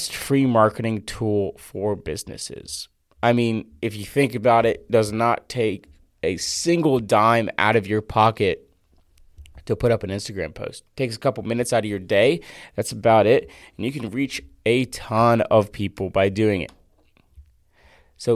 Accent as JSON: {"language": "English", "town": "Fort Myers", "region": "Florida", "country": "United States", "tie": "born or raised there", "moved": "yes", "said": "Fort Myers, Florida, which is my hometown"}